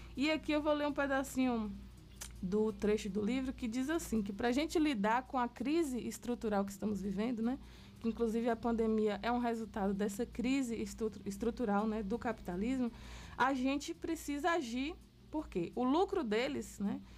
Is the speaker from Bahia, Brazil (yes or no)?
yes; Itapetinga, Bahia, Brazil; Minha família, que eu sou aqui de Tapetinga. Então, cada rua ali do Primavera tem um parente meu.